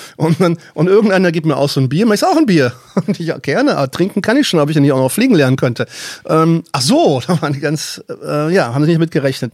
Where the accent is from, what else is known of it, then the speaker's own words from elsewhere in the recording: Baden-Württemberg, Germany; moved away; aus meiner alten Heimat Baden-Württemberg